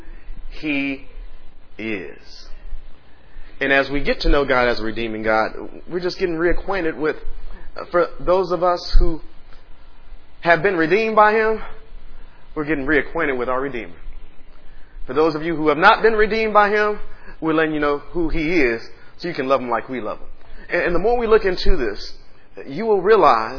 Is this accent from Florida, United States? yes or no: no; Dallas, Texas, United States; now in Austin, United States; I'm from Dallas